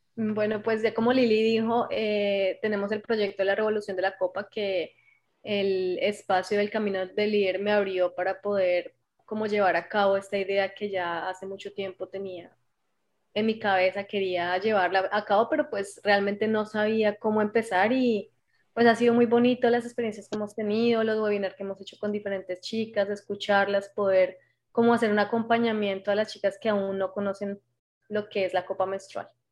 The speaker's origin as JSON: {"language": "Spanish", "country": "Colombia", "moved": "as an adult", "lives_now": "Canada", "said": "hago parte de las guías Scout de Colombia, aunque en este momento me encuentro en Canadá ya hace tres años."}